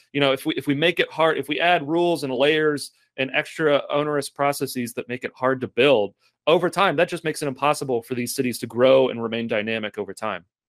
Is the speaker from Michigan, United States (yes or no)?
no; Lexington, Kentucky, United States; I'm from Lexington, Kentucky